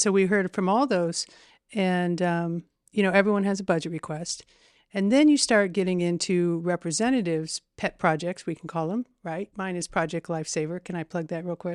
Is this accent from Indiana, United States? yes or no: yes; Terre Haute, Indiana, United States; I am fifty-five years old and I've probably lived there maybe fifty-two